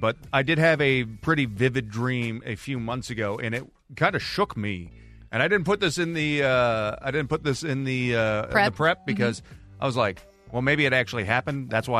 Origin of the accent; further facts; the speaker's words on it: Missouri, United States; I'm from Missouri